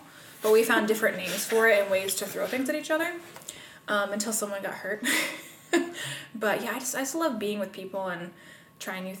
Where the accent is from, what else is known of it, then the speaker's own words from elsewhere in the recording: Pendleton, Indiana, United States; also born or lived in Marion, Indiana; So, I am from Indiana. I've lived here all my life. Pendleton is my hometown